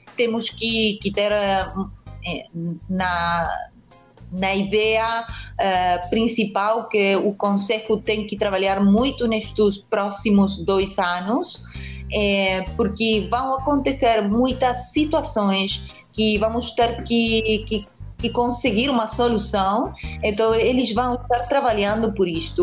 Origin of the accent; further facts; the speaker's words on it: Argentina; Portuguese is a second language; para mim, como Argentina